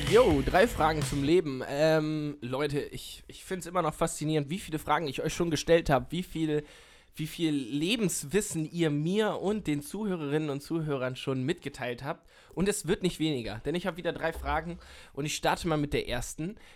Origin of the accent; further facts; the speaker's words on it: Lower Saxony, Germany; ich komme ja aus der Nähe von Hannover